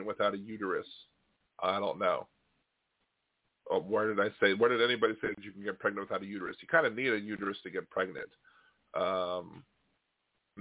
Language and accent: English; Delaware, United States; I was born in Delaware. My grandparents lived in Delaware